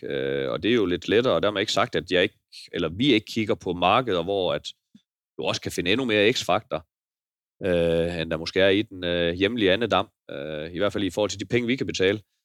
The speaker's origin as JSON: {"language": "Danish", "country": "Denmark", "said": "jeg er jo bare jyde lidt"}